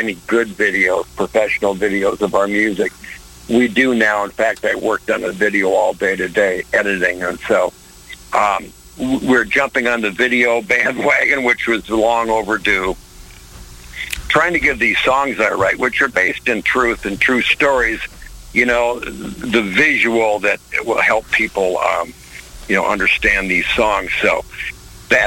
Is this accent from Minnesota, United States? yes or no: yes; Zumbrota, Minnesota, United States; moved away; my hometown theater in Zumbrota, Minnesota